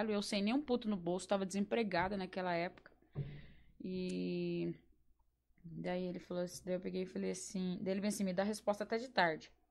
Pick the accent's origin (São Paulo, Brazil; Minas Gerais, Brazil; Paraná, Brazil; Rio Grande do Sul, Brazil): Paraná, Brazil; Campo Largo; Eu sou de Campo Largo, capaz!